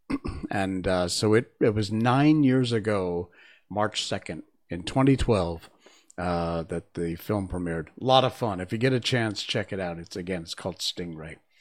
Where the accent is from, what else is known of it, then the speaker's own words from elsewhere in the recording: Cornwall, Connecticut, United States; moved away; also born or lived in Key West, Florida; I was born and raised in Connecticut. in Cornwall, Connecticut, which is up in the northeast corner